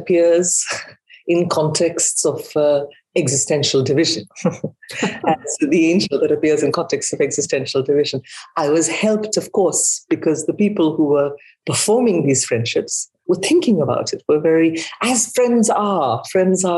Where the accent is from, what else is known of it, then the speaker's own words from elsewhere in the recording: India; moved away as an adult; also born or lived in United Kingdom / Australia; now in United States; I was born in India, and I have been educated in India and in Britain